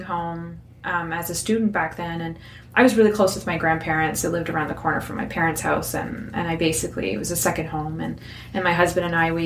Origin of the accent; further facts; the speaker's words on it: Moncton, New Brunswick, Canada; I was born and raised in Moncton, went away a little bit for school